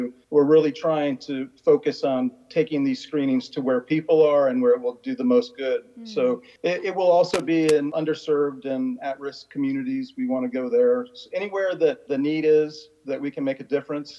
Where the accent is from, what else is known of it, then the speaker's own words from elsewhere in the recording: Florida, United States; now in Washington, D.C. area, United States; growing up in Florida